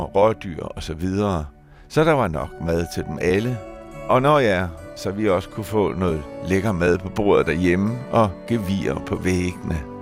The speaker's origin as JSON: {"language": "Danish", "area": "just south of Lammefjorden", "region": "West Zealand", "country": "Denmark", "tie": "born or raised there", "said": "på min hjemmeegn, der var jeg vokset op i en lille stationsby ude på Vestjylland, lige syd for Lammefjorden"}